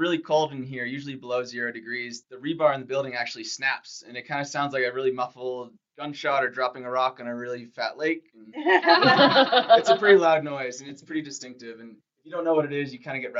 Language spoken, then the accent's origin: English; New England, United States; since I grew up in New England